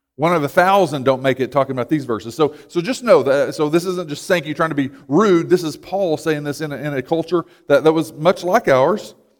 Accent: United States; we can identify more as American than we do with the gospel

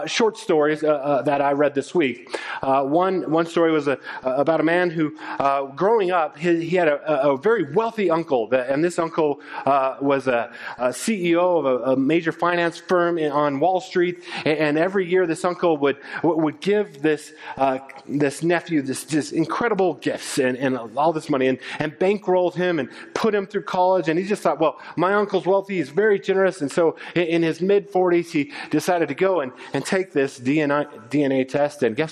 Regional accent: Littleton, Colorado, United States; moved away as an adult; also born or lived in Japan / Czech Republic; I grew up in Littleton. I went to Arapahoe High School.

